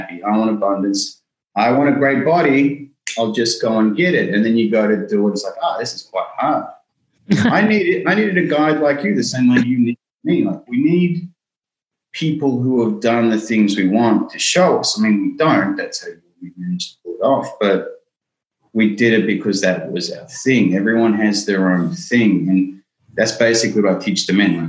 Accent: Melbourne, Victoria, Australia; I grew up in Melbourne

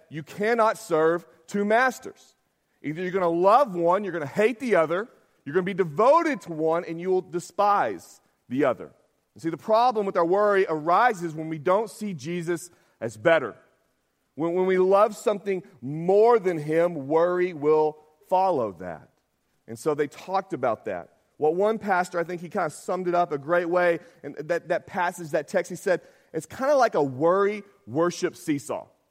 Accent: Arkansas, United States; I'm from Arkansas

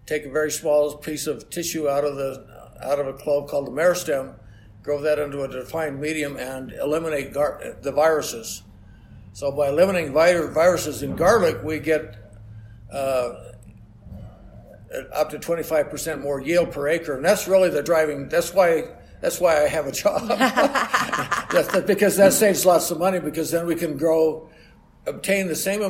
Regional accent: Utah, United States; moved away as an adult; also born or lived in Iowa / Michigan; I grew up in Utah originally.

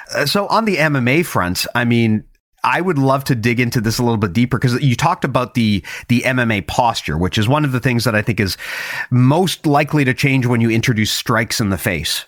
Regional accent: Canada; as a Canadian

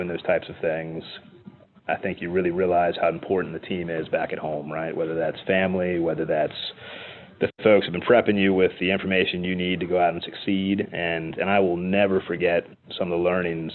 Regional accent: United States; as an American

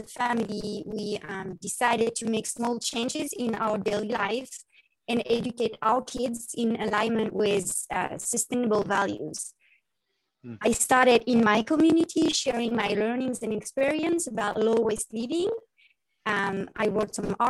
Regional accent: Paris, Île-de-France, France; accent: French; English is a second language; moved away as an adult; now in Issaquah, United States; So as you can hear my beautiful French accent, I grew up in Paris, France.

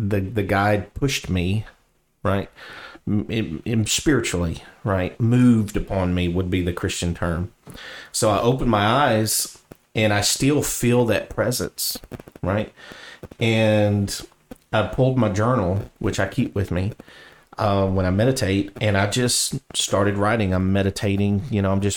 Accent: the South, United States; accent: southern; my southern accent

